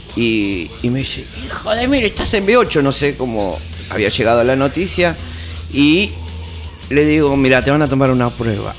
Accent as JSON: {"language": "Spanish", "town": "Lomas de Zamora", "region": "Buenos Aires Province", "country": "Argentina", "tie": "born or raised there", "also_born_or_lived": "Caballito, Buenos Aires", "said": "yo nací acá en Caballito, acá no. Pero bueno, ya de muy chico, a los nueve años, ya me fui para"}